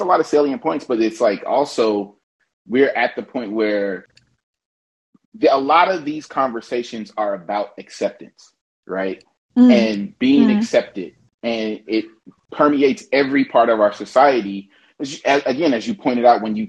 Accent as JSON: {"language": "English", "town": "Oakland", "region": "California", "country": "United States", "tie": "born or raised there", "moved": "yes", "lives_now": "Los Angeles, United States", "said": "I'm from East Oakland. I live in Los Angeles"}